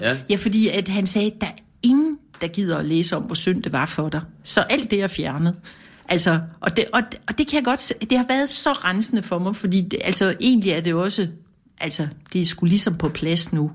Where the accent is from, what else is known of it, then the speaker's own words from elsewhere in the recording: Kolding, Southern Denmark, Denmark; jeg er fra Kolding